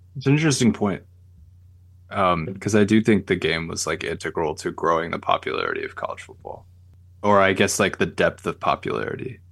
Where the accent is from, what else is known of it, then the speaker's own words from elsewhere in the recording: Michigan, United States; we're from Michigan